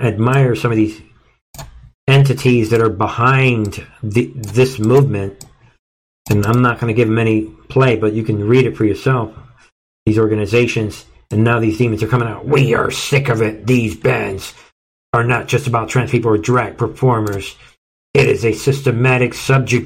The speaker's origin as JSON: {"language": "English", "town": "New York City", "region": "New York", "country": "United States", "tie": "born or raised there", "said": "I grew up in New York"}